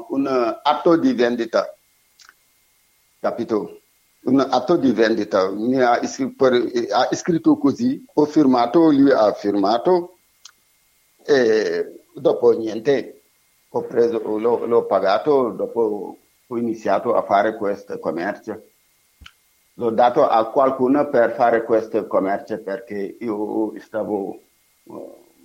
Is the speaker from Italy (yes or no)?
no; Senegal; Italian is a second language; moved away as an adult; io mi, sono senegalese e lavoravo in Senegal come elettricista